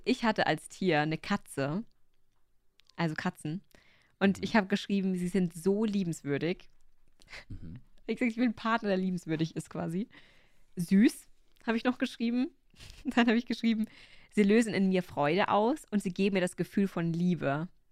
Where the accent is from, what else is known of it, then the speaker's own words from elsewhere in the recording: Upper Bavaria, Germany; ich bin aus Oberbayern